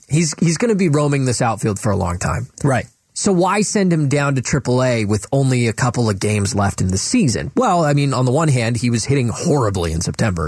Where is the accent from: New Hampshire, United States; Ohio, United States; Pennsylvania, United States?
Ohio, United States; Cleveland; I grew up in Cleveland